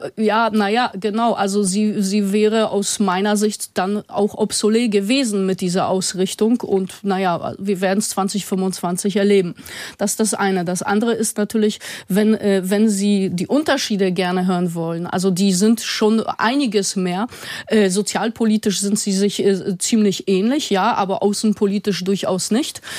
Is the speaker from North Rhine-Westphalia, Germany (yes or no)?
no; Osdorfer Born, Hamburg, Germany; ich komme zum Beispiel selber aus dem Ostdorfer Born, also keinem reichen Stadtteil